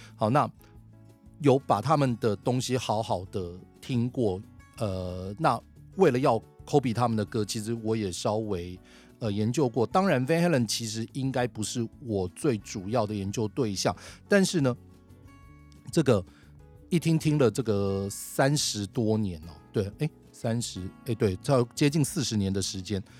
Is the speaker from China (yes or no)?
no; Taiwan; 我想身为台湾人